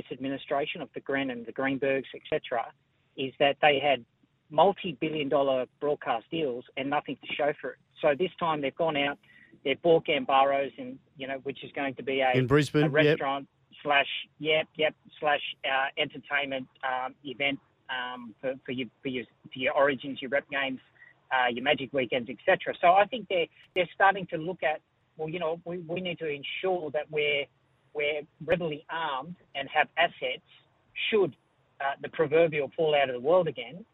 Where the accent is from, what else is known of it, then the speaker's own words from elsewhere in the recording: Sydney, New South Wales, Australia; also born or lived in Oran Park, New South Wales; from Prairiewood, that's where I'm from, I live in Oran Park.